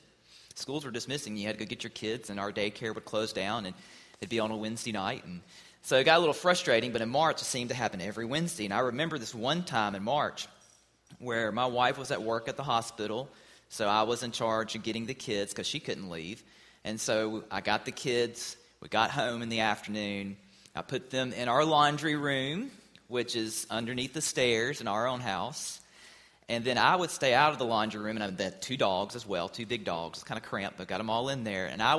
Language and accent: English; Mississippi, United States; Growing up, I was taught to have a healthy fear of tornadoes because, of course, we live in Mississippi